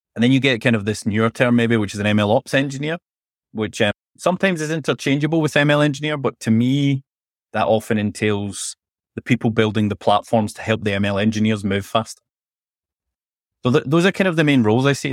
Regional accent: Scotland, United Kingdom; accent: Scottish; also born or lived in London; I'm from Scotland, as you can probably tell from my accent.

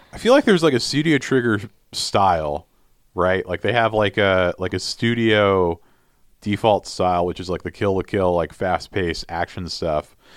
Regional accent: United States; I'm also American

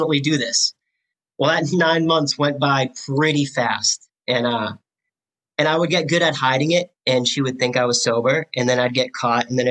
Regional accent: Clinton, Massachusetts, United States; I grew up in Clinton

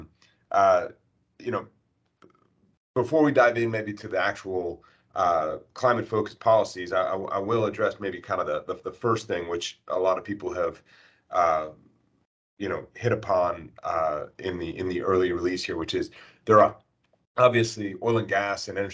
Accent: United States; as an American

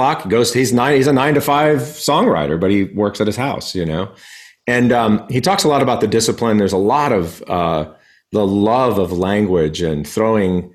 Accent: El Paso, Texas, United States; I grew up in El Paso, Texas

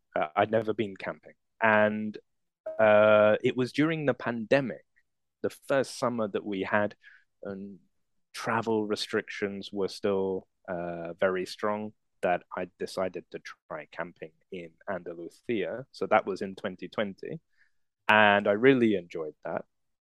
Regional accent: Croydon, London, United Kingdom; I usually tell people that I'm from London because most people don't know my town, which is actually in the south of London, and it's called Croydon. It's a town, but it has a population of about 300,000 people, which would make it a city to most people.

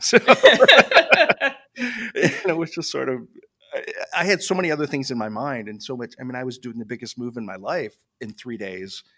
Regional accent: Michigan, United States; I grew up in Michigan

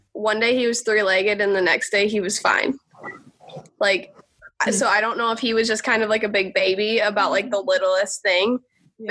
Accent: Alpena, Michigan, United States; moved away as an adult; now in Evansville, Indiana, United States; I'm from Alpena, Michigan, which okay. is like northeastern lower peninsula

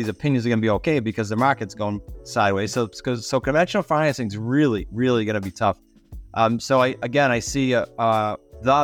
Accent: Massachusetts, United States; moved away as an adult; now in Rhode Island, United States; I'm in Rhode Island, but I grew up in Massachusetts

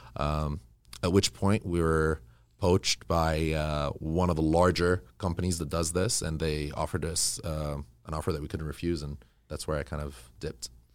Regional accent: Kuwait; also born or lived in Egypt; now in Los Angeles, United States; growing up in Kuwait, um, you know, my parents moved when I was about three

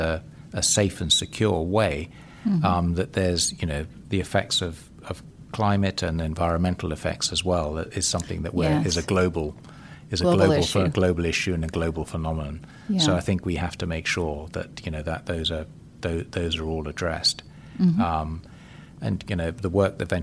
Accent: Zambia; based in Zambia in my home country

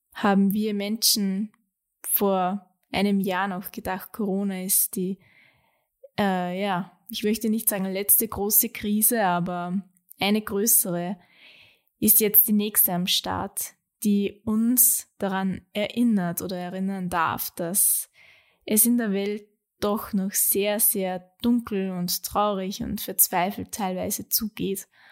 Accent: Austria; bei uns in Österreich

